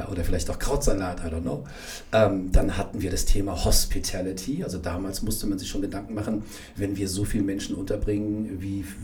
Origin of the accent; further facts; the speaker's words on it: Frankfurt, Hesse, Germany; Also wenn ich irgendwo hingehe und sage, ich komme aus Frankfurt, sagen sie, oh mein Gott, das ist so eine schnelle Stadt.